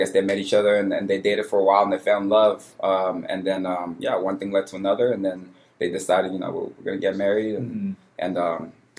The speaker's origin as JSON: {"language": "English", "town": "Houston", "region": "Texas", "country": "United States", "tie": "born or raised there", "also_born_or_lived": "Cameroon", "said": "I was born in Cameroon, West Africa, but I grew up in Houston."}